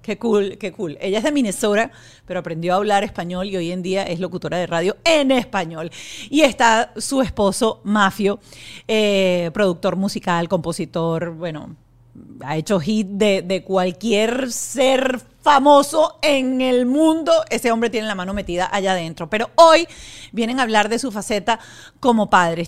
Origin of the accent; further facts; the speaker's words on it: Venezuela; now in Miami, United States; Yo soy venezolana, vivimos aquí